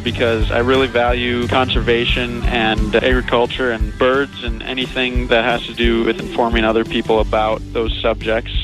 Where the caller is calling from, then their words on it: Orange City, Iowa, United States; I'm calling from Orange City, Iowa